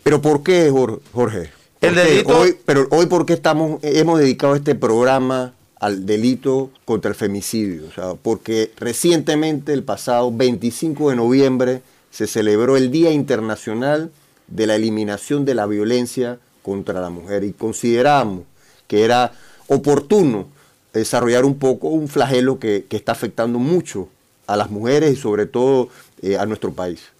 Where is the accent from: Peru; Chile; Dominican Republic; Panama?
Panama; como panameños